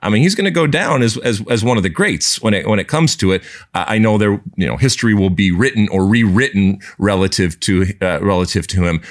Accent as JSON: {"language": "English", "region": "Michigan", "country": "United States", "tie": "born or raised there", "said": "growing up in Michigan"}